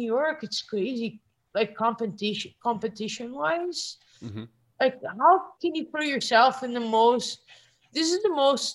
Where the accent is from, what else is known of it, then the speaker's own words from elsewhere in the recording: Brazil; moved away; I come from Brazil